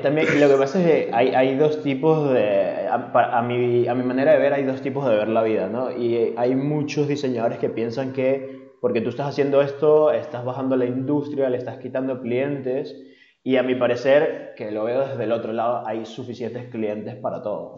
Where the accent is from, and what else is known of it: Venezuela; now in Spain